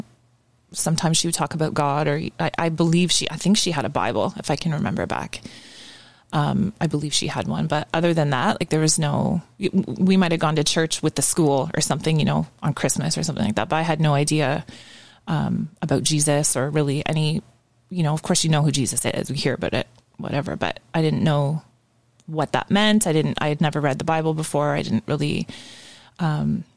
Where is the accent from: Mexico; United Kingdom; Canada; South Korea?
Canada; Ajax, Ontario; also born or lived in Scarborough; I was born in Scarborough, and I grew up in Ajax